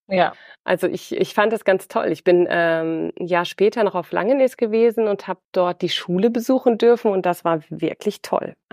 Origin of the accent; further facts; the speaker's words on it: Schleswig-Holstein, Germany; ich bin nach Schleswig-Holstein zurückgekehrt äh, in meine alte Heimat an die Nordsee